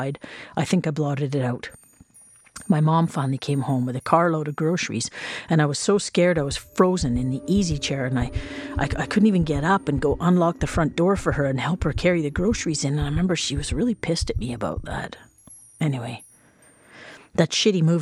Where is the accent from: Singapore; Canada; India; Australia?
Canada; Whitehorse, Yukon; growing up in Whitehorse meant that you never thought about, cared about, learned about, or knew the actual names of most of the streets of your hometown